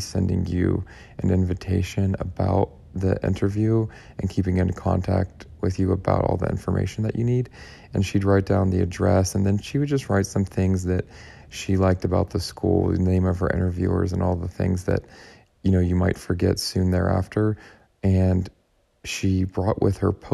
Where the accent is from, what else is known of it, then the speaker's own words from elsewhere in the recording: Pittsburgh, Pennsylvania, United States; I'm from Pittsburgh